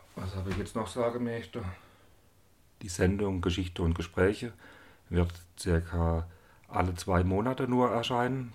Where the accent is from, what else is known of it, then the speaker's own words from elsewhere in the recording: Unterharmersbach, Baden-Württemberg, Germany; also born or lived in Zell am Harmersbach; ich komme aus Unterhammersbach. Das ist ein Ort im Schwarzwald